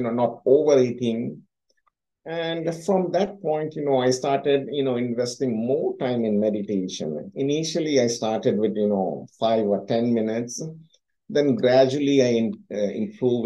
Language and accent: English; India; moved away; I came from India